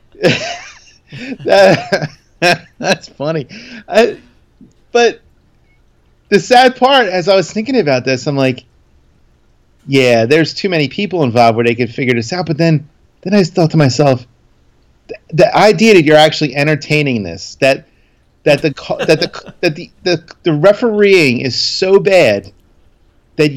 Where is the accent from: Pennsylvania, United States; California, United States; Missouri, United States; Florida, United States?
Pennsylvania, United States; Philadelphia; I'm the guy from Philly